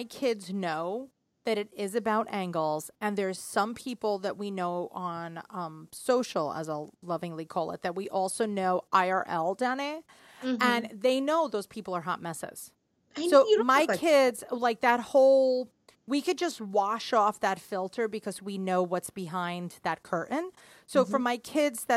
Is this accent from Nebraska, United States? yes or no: no; New York City, New York, United States; the city